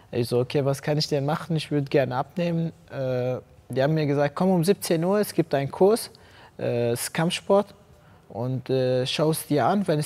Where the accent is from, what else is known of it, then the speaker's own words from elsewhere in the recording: Ennepetal, North Rhine-Westphalia, Germany; ich bin 22 Jahre alt. Äh, ich komme aus Eneptal.